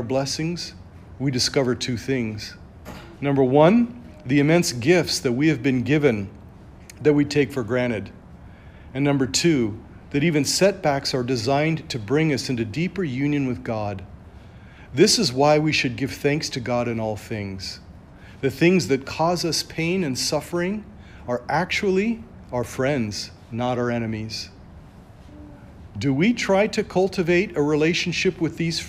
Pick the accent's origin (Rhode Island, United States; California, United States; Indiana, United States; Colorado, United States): Colorado, United States; I'm from Colorado